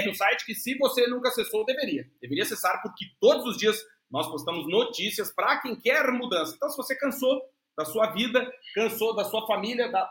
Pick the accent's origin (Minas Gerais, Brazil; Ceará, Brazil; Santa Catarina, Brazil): Santa Catarina, Brazil; now in Portugal; sou catarinense.